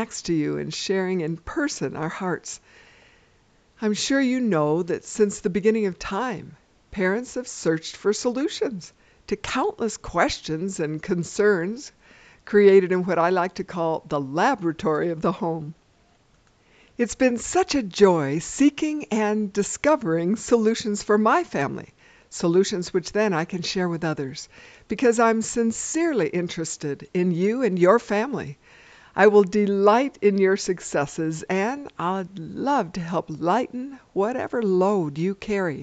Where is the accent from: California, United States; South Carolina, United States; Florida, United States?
California, United States; Los Angeles; I grew up in Los Angeles, California